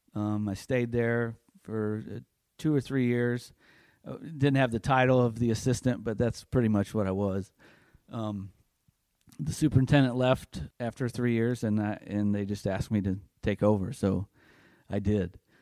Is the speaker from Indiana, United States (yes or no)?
yes; North Judson, Indiana, United States; my hometown in North Judson